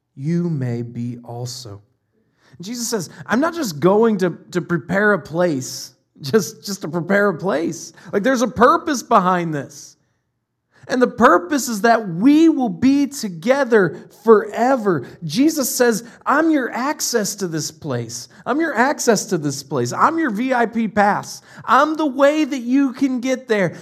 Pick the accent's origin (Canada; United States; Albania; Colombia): United States; Ohio; my parents are in Ohio. We're from Ohio